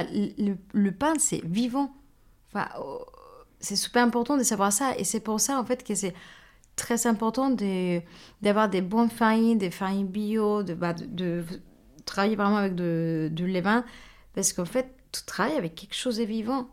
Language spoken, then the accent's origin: French; Mexico; French is a second language; moved away as an adult; now in France; je suis mexicaine et bah, j'ai grandi une grosse partie de ma vie au Mexique